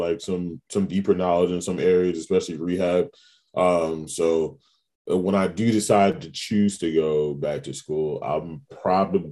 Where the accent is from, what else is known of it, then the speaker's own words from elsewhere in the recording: New York City, New York, United States; moved away as an adult; now in New Orleans, United States; I'm originally born and raised in Queens, New York. Spent about 25 years of my life there